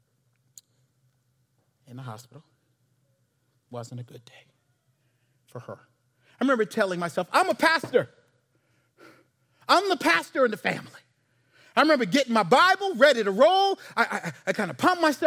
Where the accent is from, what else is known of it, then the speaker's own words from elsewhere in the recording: Charleston, South Carolina, United States; the AME church I grew up in Charleston